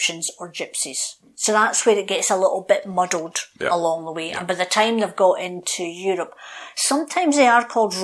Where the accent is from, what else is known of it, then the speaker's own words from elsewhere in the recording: Scotland, United Kingdom; I'm a Scot, I identify as Scottish, I come from the land of Scotland